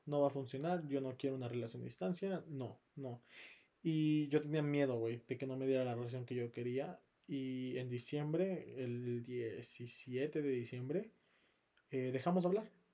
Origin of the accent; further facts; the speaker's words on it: Pachuca, Hidalgo, Mexico; yo soy de Pachuca